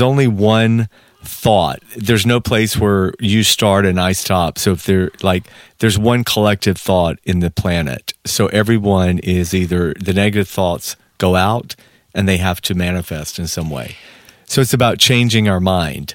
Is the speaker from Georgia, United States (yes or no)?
yes; Georgia, United States; moved away as an adult; now in Los Angeles, United States; I'm sitting there from Georgia